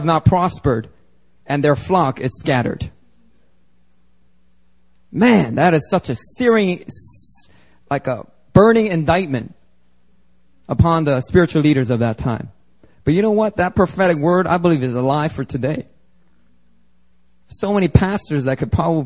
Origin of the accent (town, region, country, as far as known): Philadelphia, Pennsylvania, United States; born or raised there; accent: Ebonics accent; now in Seoul, South Korea